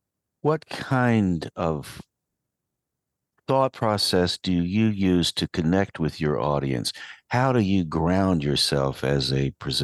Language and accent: English; Asheville, North Carolina, United States; I grew up in Western North Carolina. I grew up in West Asheville.